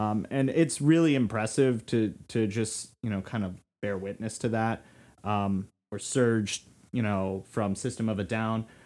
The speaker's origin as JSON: {"language": "English", "region": "Florida", "country": "United States", "moved": "yes", "said": "I was from Florida."}